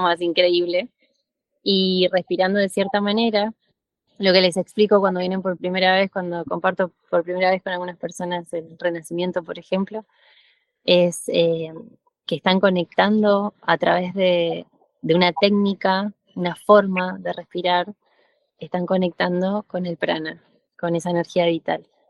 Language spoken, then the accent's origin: Spanish; Argentina; moved away as an adult; now in Mexico; yo soy argentina, estoy viviendo ahora en México hace cinco años